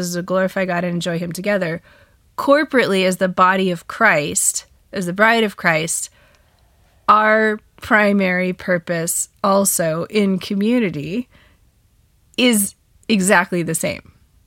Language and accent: English; United States; I'm such an American